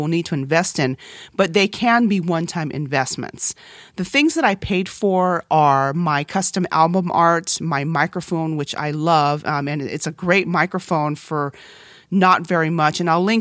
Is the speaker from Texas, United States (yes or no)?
yes; Texas, United States; English is a second language; also born or lived in South Korea; When I was in kindergarten, when we moved from Korea to Texas and I learned English as a second language